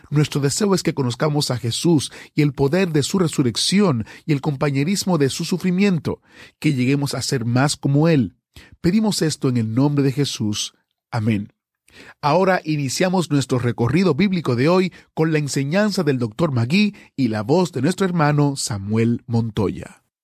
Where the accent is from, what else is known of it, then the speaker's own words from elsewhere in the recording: Cuba; now in Argentina; yo vivo en esos momentos en Argentina, soy cubano. Conocí de la existencia de ustedes en Cuba